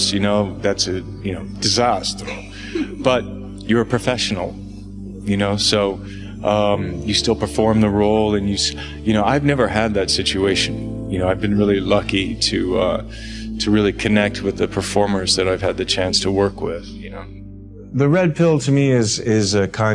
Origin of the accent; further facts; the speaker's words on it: Toronto, Ontario, Canada; moved away as an adult; also born or lived in Los Angeles; I grew up in Canada and Toronto